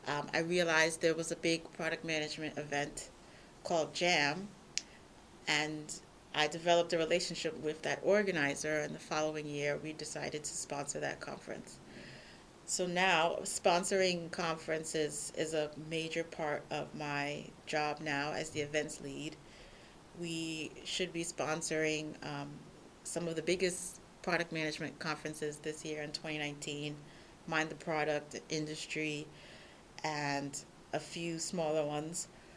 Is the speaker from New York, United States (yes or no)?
yes; New York, United States; moved away as an adult; now in Czech Republic; I've been with Product Board for almost 2 years. I'm originally from New York, and I moved to the Czech Republic 3 years ago.